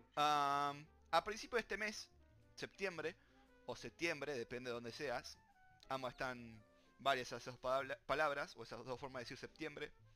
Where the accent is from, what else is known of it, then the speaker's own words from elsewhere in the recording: Argentina; somos Argentina